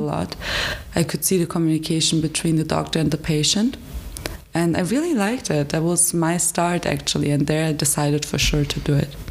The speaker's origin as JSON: {"language": "English", "town": "Frankfurt", "region": "Hesse", "country": "Germany", "second_language": "English", "moved": "as an adult", "lives_now": "Hradec Kralove, Czech Republic", "said": "I come from Frankfurt, so it was a little bigger city"}